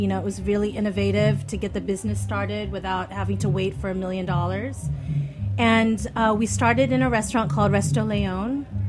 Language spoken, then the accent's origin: English; Philippines; it was all of our love about being Filipino